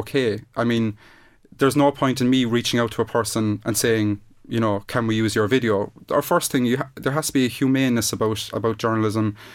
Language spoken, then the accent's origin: English; Ireland; we are Irish